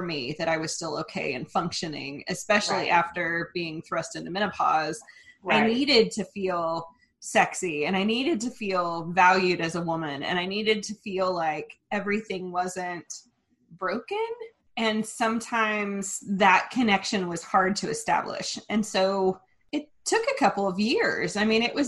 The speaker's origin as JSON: {"language": "English", "region": "Oklahoma", "country": "United States", "tie": "born or raised there", "said": "our background in growing up in Oklahoma and raised by very, very, very conservative Christian churches"}